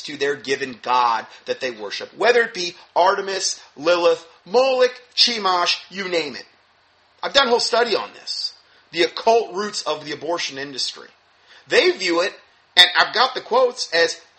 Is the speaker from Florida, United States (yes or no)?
yes; Fort Myers, Florida, United States; moved away; my hometown in Fort Myers